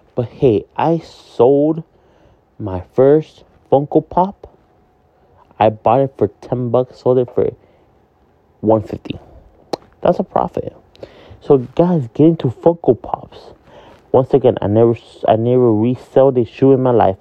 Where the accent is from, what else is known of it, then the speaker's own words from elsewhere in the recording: Miami, Florida, United States; also born or lived in Hialeah, Florida; I am from Miami, Florida, but I live in the city of Hialeah